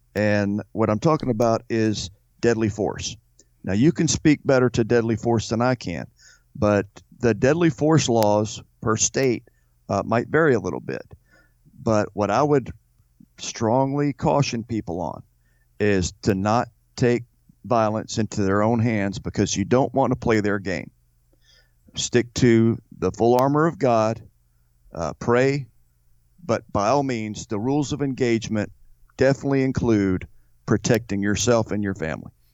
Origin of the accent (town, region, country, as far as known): United States